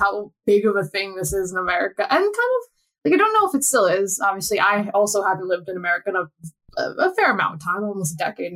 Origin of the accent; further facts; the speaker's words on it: United States; moved away; the American on this podcast